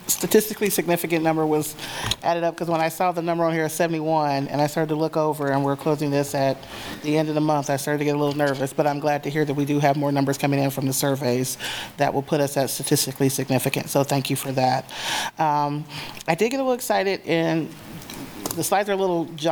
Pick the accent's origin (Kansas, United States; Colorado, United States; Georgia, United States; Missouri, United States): Kansas, United States; Wichita; now in Lawrence, United States; I grew up in Wichita